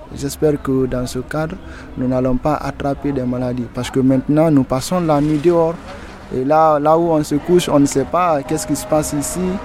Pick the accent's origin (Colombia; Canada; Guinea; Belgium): Guinea; Boké, Boké Region; moved away as an adult; now in France; Je suis né en Guinée, à, à Boké précisément